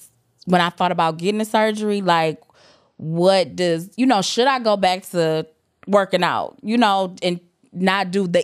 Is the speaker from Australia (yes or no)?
no; Jamaica; you know, I'm Jamaican. I got 2-3 jobs.